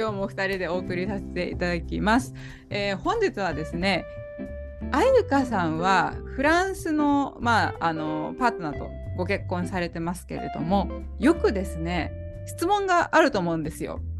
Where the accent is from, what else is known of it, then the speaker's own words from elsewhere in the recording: Japan; moved away as an adult; now in Paris, France; 100%、日本人のままです。そうですね。ピュアジャパニーズ